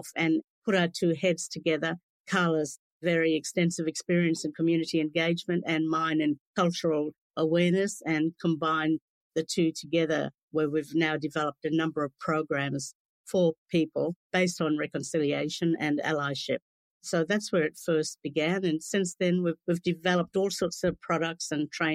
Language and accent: English; Kimberley region, Western Australia, Australia; I'm from the Kimberley region of Western Australia, is where I was born and grew up.